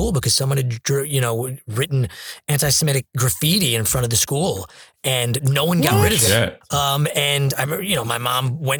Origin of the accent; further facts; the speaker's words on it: Manhasset, New York, United States; where I grew up in Manhasset